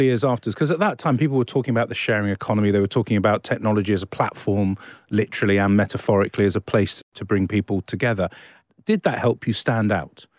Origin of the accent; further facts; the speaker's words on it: Australia; we're so Australian here